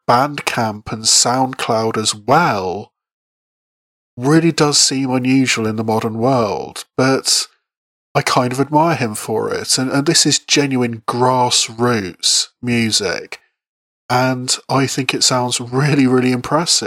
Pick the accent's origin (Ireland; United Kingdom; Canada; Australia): United Kingdom; Bath, South West England; busking on the streets of my hometown of Bath